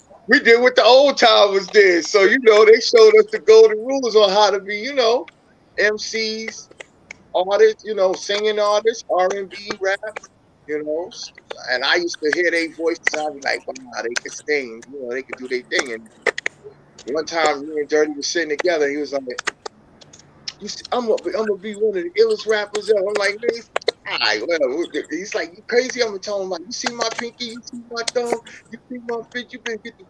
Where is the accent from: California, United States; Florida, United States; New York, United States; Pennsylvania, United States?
New York, United States; New York City; now in Worcester, United States; I was born and raised in Brooklyn